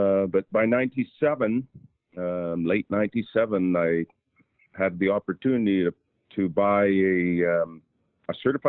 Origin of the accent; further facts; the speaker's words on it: British Columbia, Canada; As a young boy growing up in British Columbia, I was fortunate enough to live close to nature and be surrounded by nature